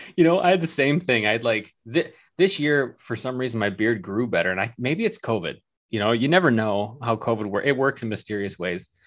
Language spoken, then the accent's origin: English; Michigan, United States; also born or lived in New York City; we're from Michigan, um, missing home.